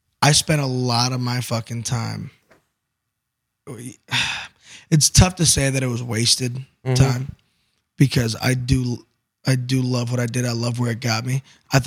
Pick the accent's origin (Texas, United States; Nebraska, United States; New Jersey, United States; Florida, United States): Nebraska, United States; Omaha; moved away; I'm born and bred in Omaha, Nebraska.